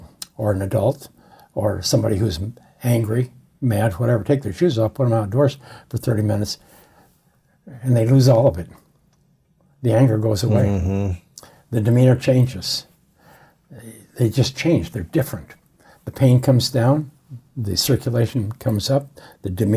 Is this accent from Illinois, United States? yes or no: no; Montana, United States; now in Palm Springs, United States; I grew up in Montana, up in the Priors